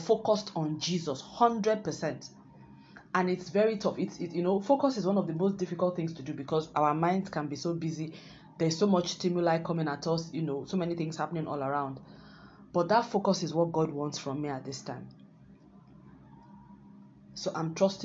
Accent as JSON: {"language": "English", "country": "Nigeria", "said": "my home country, Nigeria"}